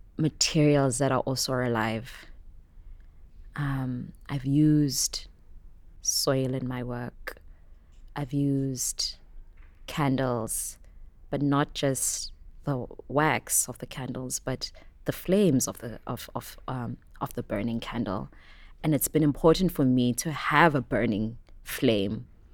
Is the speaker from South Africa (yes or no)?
yes; Soweto, Gauteng, South Africa; I grew up in Soweto in Johannesburg. This was not really normal for us.